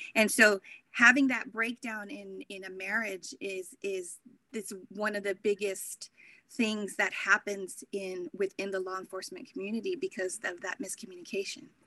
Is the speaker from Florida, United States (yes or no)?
no; Corpus Christi, Texas, United States; now in Anchorage, United States; originally I'm from Corpus Christi, Texas.